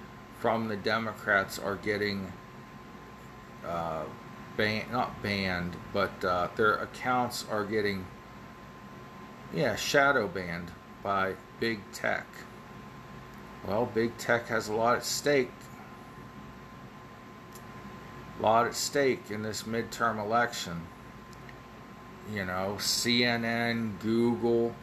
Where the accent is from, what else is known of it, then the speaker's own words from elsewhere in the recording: Ohio Valley, United States; accent: Ohio Valley; my Ohio Valley accent.